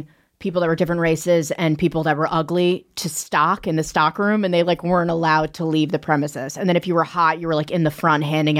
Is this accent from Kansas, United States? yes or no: no; Long Island, New York, United States; I'm from Long Island.